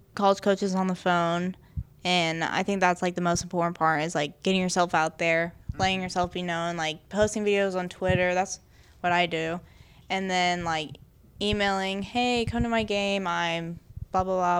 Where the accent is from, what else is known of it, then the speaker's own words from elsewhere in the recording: Deer Creek, Oklahoma, United States; I came from Deer Creek. Like, I went to Deer Creek Middle School and Deer Creek Intermediate School